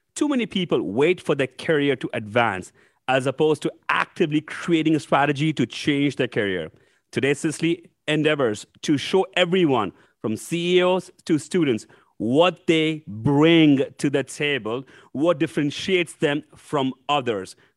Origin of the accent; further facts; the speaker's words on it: India; moved away as an adult; now in United States; I was nineteen year old when I came from India to U S to go to grad school.